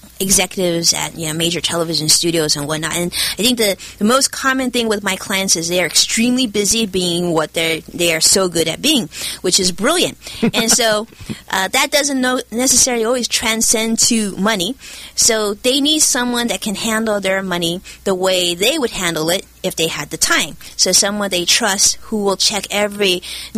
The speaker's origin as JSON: {"language": "English", "town": "Los Angeles", "region": "California", "country": "United States", "tie": "born or raised there", "accent": "Chinglish", "said": "I've been born and raised in Los Angeles in California, and it was the first time that I realized I had a Chinglish accent."}